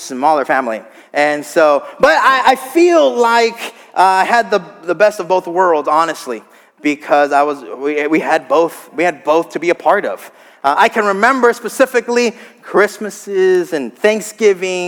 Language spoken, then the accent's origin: English; South Texas, United States; moved away as an adult; also born or lived in Gainesville, Florida; I grew up in South Texas